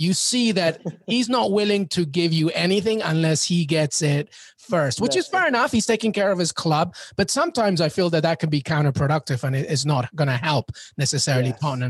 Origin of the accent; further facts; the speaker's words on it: New York, United States; also born or lived in Peru; I'm Peruvian and I'm a New Yorker, so I love coffee.